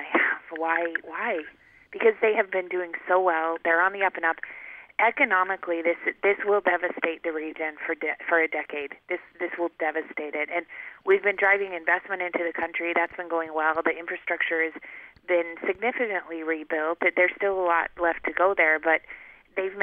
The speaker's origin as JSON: {"language": "English", "town": "Paradise", "region": "Utah", "country": "United States", "tie": "born or raised there", "also_born_or_lived": "New York City", "moved": "yes", "lives_now": "California, United States", "said": "I grew up in Paradise"}